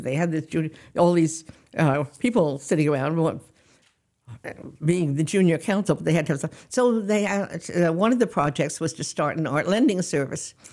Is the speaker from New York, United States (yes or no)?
yes; New York City, New York, United States; also born or lived in Yarmouth, Maine; I was born in New York